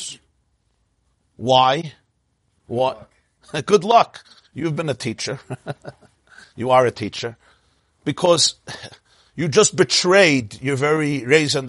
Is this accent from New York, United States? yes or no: yes; New York City, New York, United States; I'm from Brooklyn